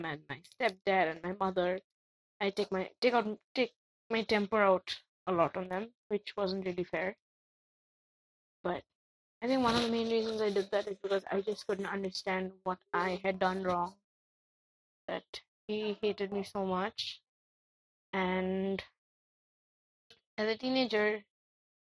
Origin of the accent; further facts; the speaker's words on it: Kolkata, West Bengal, India; I'm an Indian from Calcutta.